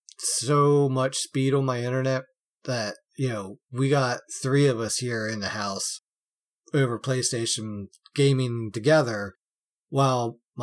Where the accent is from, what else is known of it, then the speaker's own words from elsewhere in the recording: United States; I'm being American here.